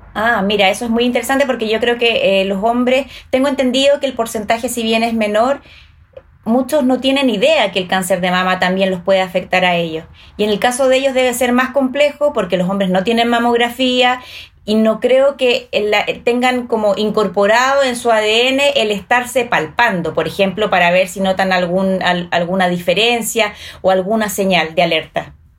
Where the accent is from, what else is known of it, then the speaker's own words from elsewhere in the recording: Chile; ¿Somos dejadas las chilenas